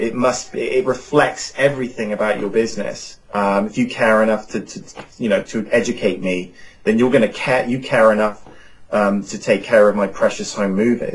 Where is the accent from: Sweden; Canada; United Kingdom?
United Kingdom; Cheltenham, South West England; now in Phoenix, United States; in England, in my hometown in Cheltenham, where all my family lives